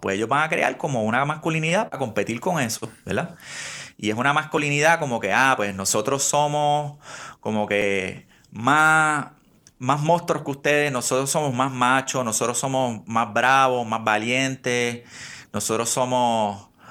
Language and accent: Spanish; Puerto Rico; nos criamos cristianos en Puerto Rico